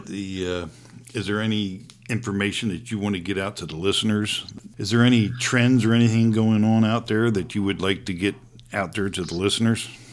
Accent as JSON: {"language": "English", "region": "East Coast", "country": "United States", "tie": "born or raised there", "moved": "yes", "said": "I grew up on the East Coast hunting deer before I moved out this way"}